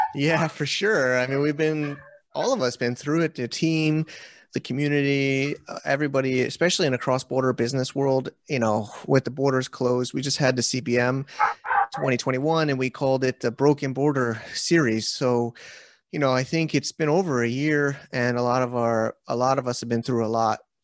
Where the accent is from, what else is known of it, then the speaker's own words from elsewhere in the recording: United States; now in China; I'm an American